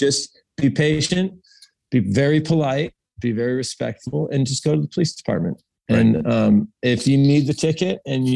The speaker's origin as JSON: {"language": "English", "country": "United States", "said": "I'm an American."}